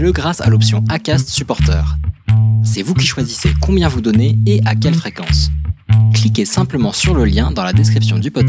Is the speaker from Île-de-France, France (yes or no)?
yes; Vanves, Île-de-France, France; now in Chartres, France; On vient de, on vient de Vanves, en région parisienne, à côté de Paris.